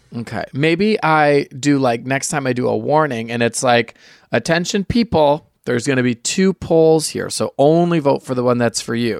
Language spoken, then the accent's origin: English; near Michigan International Speedway, United States; people from my hometown, because we were so close to Michigan International Speedway